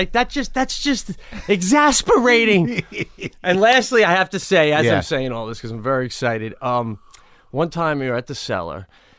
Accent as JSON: {"language": "English", "region": "New York", "country": "United States", "tie": "born or raised there", "said": "Long Island."}